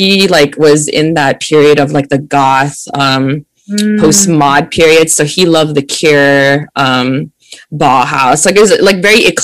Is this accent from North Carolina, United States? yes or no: no; Oahu, Hawaii, United States; I'm born and raised in Hawaii on the island of Oahu